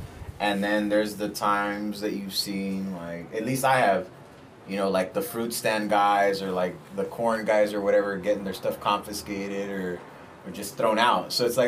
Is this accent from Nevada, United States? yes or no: no; Los Angeles, California, United States; We're in this exact same neighborhood right here in Los Angeles. In Koreatown, I guess you could say.